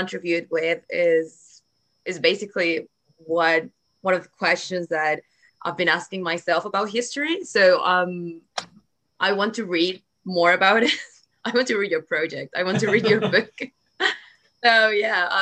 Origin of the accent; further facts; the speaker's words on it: Chile; I'm from Chile